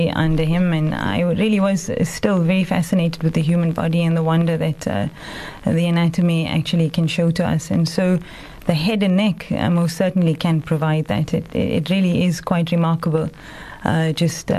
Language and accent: English; Durban, KwaZulu-Natal, South Africa; moved away as an adult; also born or lived in Johannesburg; now in Cape Town, South Africa; I was born in Durban, and I went to high school there and then studied in Johannesburg at Wits. And I then came to Cape Town